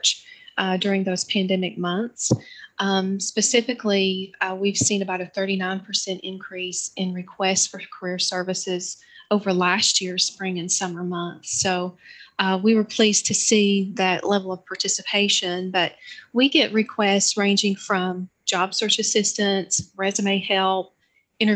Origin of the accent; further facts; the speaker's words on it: Johnson City, Tennessee, United States; I was born and raised in Johnson City